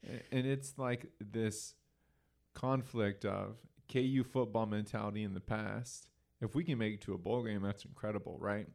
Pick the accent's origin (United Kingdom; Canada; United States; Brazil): United States; Oklahoma; growing up in Oklahoma